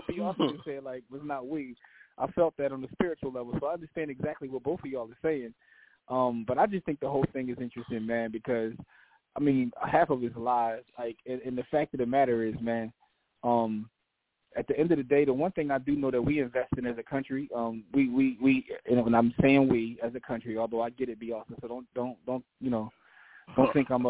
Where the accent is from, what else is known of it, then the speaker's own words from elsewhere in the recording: Canada; I'm Canadian.